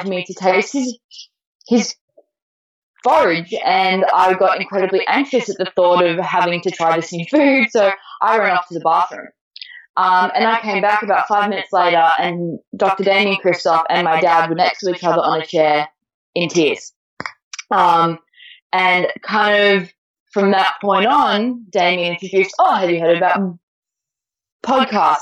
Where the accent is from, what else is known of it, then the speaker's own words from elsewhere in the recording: Melbourne, Victoria, Australia; also born or lived in Torquay, Victoria; I actually moved from my the family home that I was raised in Melbourne